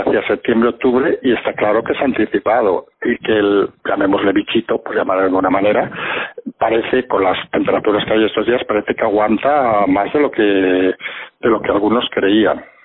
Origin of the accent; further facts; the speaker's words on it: Barcelona, Catalonia, Spain; yo, que nací en Barcelona